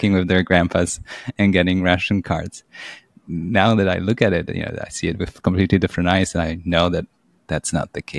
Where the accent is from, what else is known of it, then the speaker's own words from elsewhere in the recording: Poland; I grew up in Poland and I was born in 1980